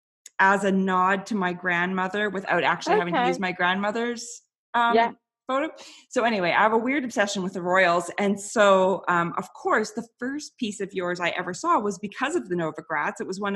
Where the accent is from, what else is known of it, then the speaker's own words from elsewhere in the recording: Canada; I'm Canadian